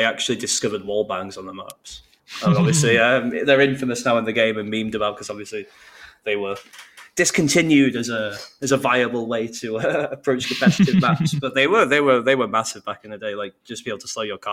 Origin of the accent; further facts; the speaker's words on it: Bolton, North West England, United Kingdom; moved away as an adult; now in Manchester, United Kingdom; I'm originally from Bolton